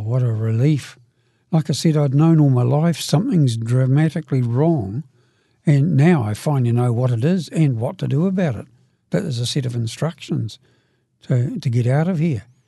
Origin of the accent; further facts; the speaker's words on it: Dunedin, Otago, New Zealand; now in Christchurch, New Zealand; I live in Christchurch, but I, I come originally from Brighton, Dunedin. And, oh, that's where I was meant to grow up. I got older down there